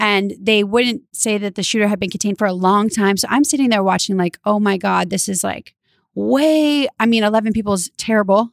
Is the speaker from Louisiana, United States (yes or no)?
yes; Louisiana, United States; now in California, United States; I'm from Louisiana